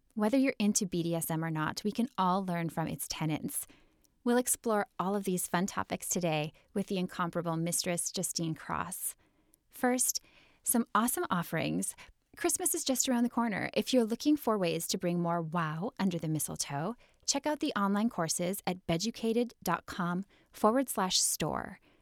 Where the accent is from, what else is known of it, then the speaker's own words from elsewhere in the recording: Midwest, United States; I'm from the Midwest